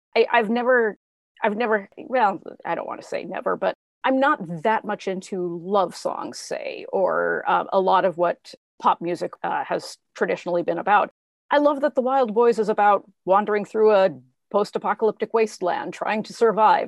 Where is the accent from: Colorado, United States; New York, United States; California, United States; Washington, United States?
Washington, United States; Spokane; growing up in Spokane, Washington